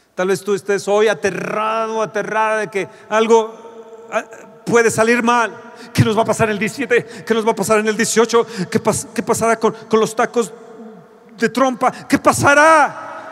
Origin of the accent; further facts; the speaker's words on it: Mexico; Como mexicanos